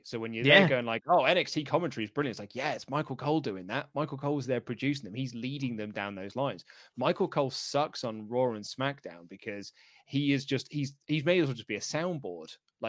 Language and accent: English; Glasgow, Scotland, United Kingdom; I'm the guy from Glasgow. So as Luke so eloquently puts, I live in Glasgow.